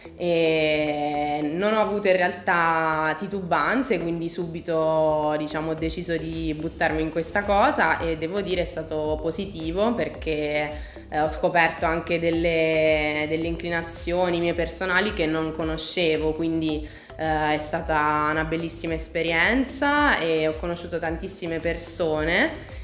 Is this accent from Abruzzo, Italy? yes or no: yes; Pescara, Abruzzo, Italy; also born or lived in Milan; sono ritornata a Pescara, che è la mia città natale, dove appunto attualmente vivo